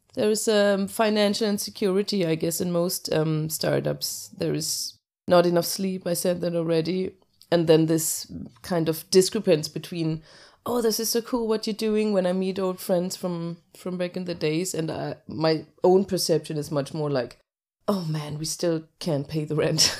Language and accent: English; between Hamburg and Lübeck, Northern Germany, Germany; English is a second language; moved away as an adult; also born or lived in Cologne; now in Denmark; I'm born in Cologne and I grew up in northern Germany between Hamburg and Lübeck